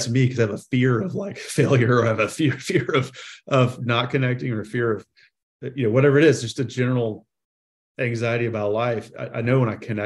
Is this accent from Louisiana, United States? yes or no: no; South Carolina, United States; as a kid growing up in South Carolina